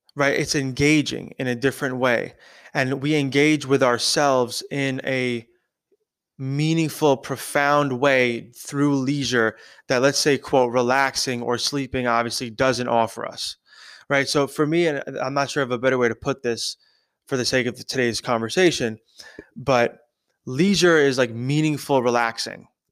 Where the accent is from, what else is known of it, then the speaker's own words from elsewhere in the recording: New York, United States; I grew up in New York, I was born in New York, I've been in New York my whole life.